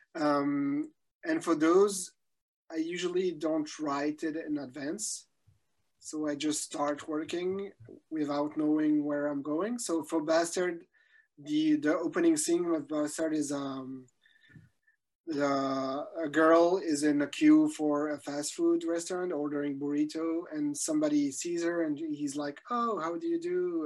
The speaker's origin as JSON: {"language": "English", "country": "Belgium", "said": "I'm from Belgium"}